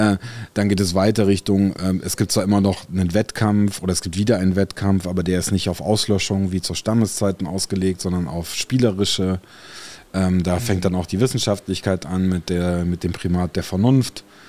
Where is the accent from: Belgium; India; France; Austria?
France; now in Germany; in Frankreich, äh, wo ich groß geworden bin